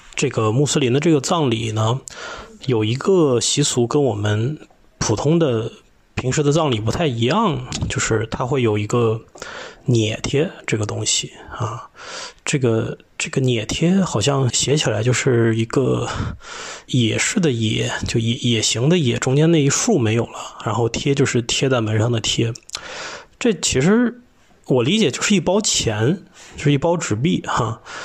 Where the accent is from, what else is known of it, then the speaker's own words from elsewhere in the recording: Lanzhou, Gansu, China; 我的家乡呢是甘肃省兰州市，我的父母都是宁夏人，所以我呢也有很多的亲戚在宁夏